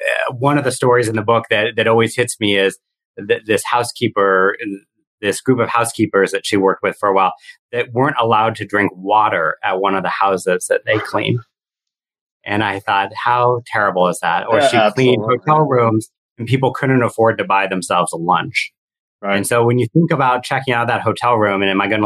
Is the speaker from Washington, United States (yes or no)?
yes; Seattle, Washington, United States; I'm from Seattle